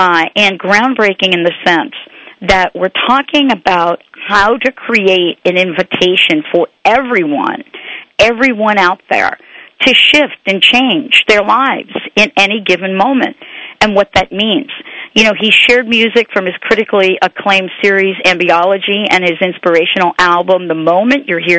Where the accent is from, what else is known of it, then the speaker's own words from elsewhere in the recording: New York, United States; moved away; I grew up in New York. And even though I'm not in New York now